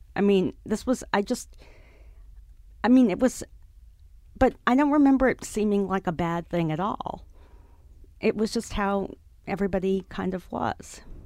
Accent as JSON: {"language": "English", "town": "New York City", "region": "New York", "country": "United States", "tie": "born or raised there", "said": "I grew up on the Upper West Side"}